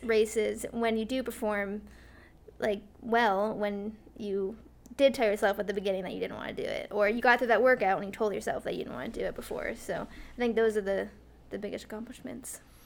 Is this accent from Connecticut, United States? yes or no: yes; Glastonbury, Connecticut, United States; also born or lived in Oregon / New Mexico / Iowa; I'm from Glastonbury, Connecticut, and I went to school at Glastonbury High School